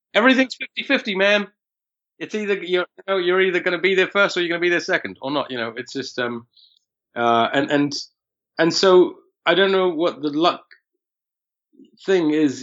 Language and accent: English; London, United Kingdom; born or raised there